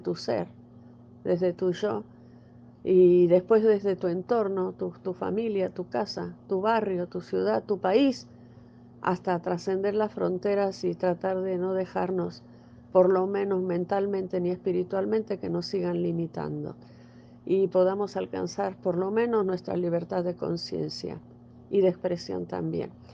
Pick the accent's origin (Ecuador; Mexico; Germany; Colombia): Mexico; donde yo vivo en mi país, en, México